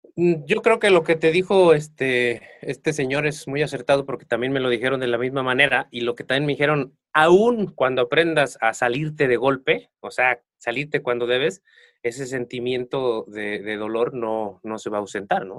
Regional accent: Acatlipa, Morelos, Mexico; moved away as an adult; now in Cuernavaca, Mexico; yo soy de un pueblo aquí muy cerca de Cuernavaca que se llama Acatlipa. Yo salí de mi pueblo hace aproximadamente como 12 años. Me vine a vivir aquí a Cuernavaca

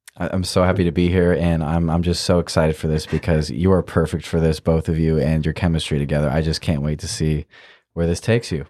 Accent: Iowa, United States; I'm from Iowa

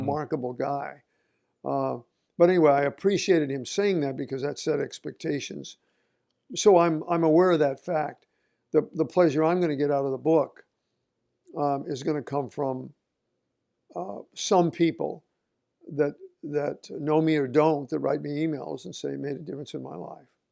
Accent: Oregon, United States; moved away as an adult; I grew up in Oregon

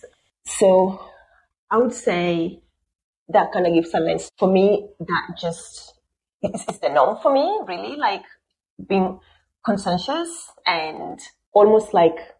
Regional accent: Siaya, Siaya County, Kenya; also born or lived in Nairobi, Kenya; now in Australia; I'm originally from Kenya, from a small town called Siaya in the west part of Kenya. So I grew up in a bit of Siaya, a bit in Nairobi, which is a capital

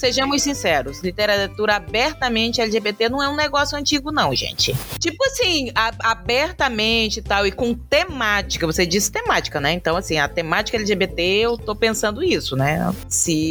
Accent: Brazil; eu sou brasileira

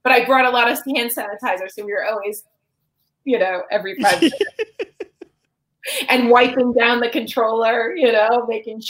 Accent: New Jersey, United States; accent: Jersey; my Jersey accent

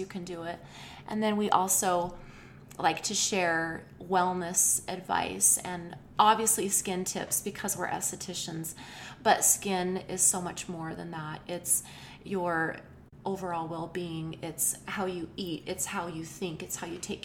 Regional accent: Rexburg, Idaho, United States; I was born and raised in Rexburg, Idaho, not too far from here

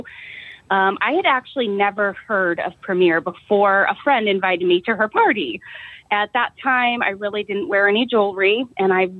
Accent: Eden, Ohio, United States; I'm from Eden, Ohio. It's a really small town right in the northwest corner of Ohio

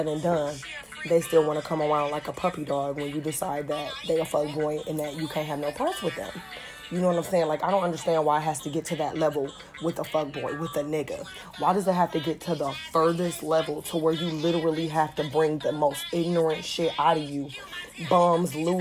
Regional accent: Detroit, Michigan, United States; I'm from Detroit

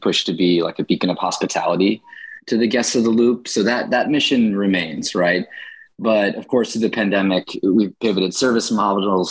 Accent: Chicago, Illinois, United States; also born or lived in Michigan; I grew up in Chicago's Edgewater neighborhood

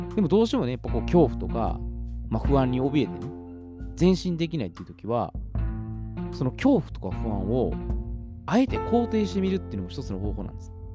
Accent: Osaka, Japan; accent: Kansai dialect; 私は大阪人

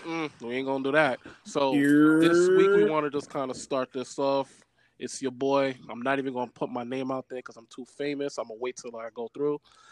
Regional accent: New York City, New York, United States; I'm from Brooklyn.

